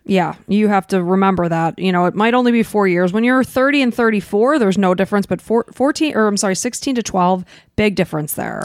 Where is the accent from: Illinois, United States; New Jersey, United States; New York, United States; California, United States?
Illinois, United States; Chicago; we grew up in Chicago